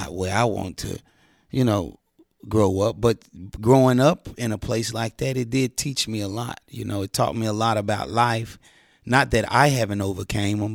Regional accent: Memphis, Tennessee, United States; I'm from Memphis, Tennessee

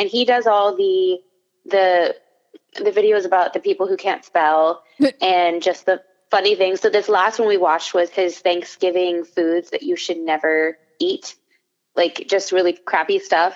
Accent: Wyoming, United States; also born or lived in Florida; now in Orlando, United States; I'm from Wyoming, so that would be West.

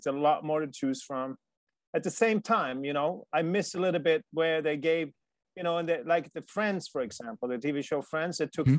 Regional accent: Sweden; Life in Sweden is fantastic. Like I said, I'm not an immigrant because I don't like where I came from.

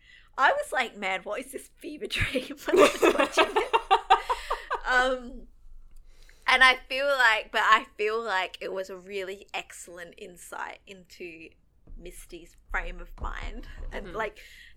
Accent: Australia; Hi, I'm Australian. And we're talking about American TV show.

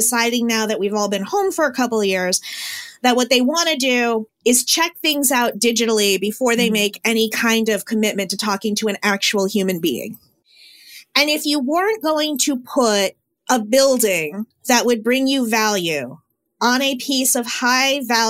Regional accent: Connecticut, United States; I'm from Connecticut.

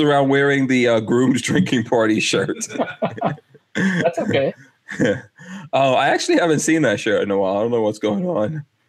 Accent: New York City, New York, United States; I grew up in Far Rockaway um, in Queens

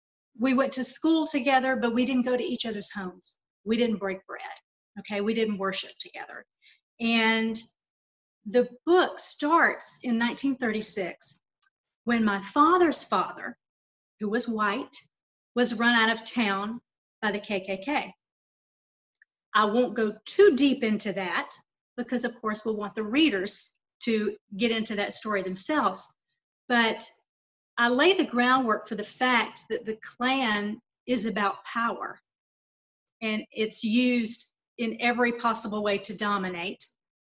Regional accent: Lawrenceville, Georgia, United States; also born or lived in Atlanta / Savannah; now in Las Vegas, United States; So it starts in my hometown of Lawrenceville with those experiences. Then I moved to Atlanta, which was more cosmopolitan.

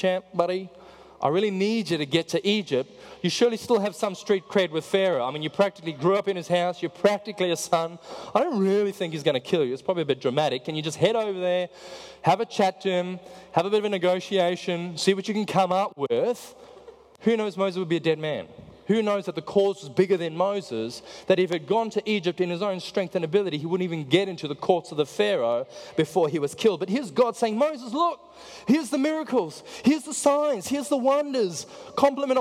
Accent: South Africa; I'm from South Africa

